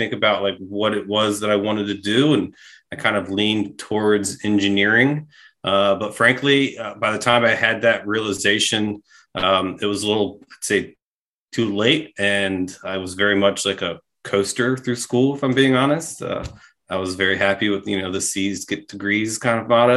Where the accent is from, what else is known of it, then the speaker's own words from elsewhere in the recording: Maryland, United States; I'm a Maryland guy.